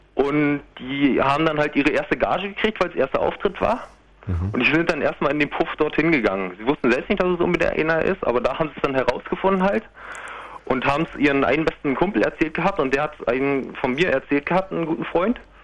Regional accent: Prenzlau, Brandenburg, Germany; now in Berlin, Germany; Ich komme gebürtig aus Prenzlau, bin aber jetzt in Berlin und studiere

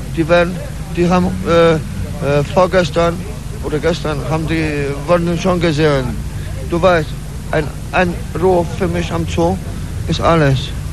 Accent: Poland; now in Berlin, Germany; ich bin ein Pole, schlafe mit polnischen Leuten am Steinplatz

